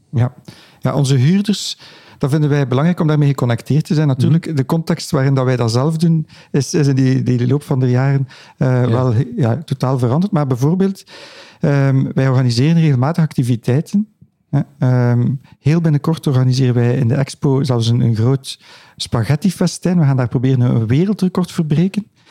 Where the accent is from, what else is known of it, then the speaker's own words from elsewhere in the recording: Ghent, Flanders, Belgium; Ik ben zelf een Gentenaar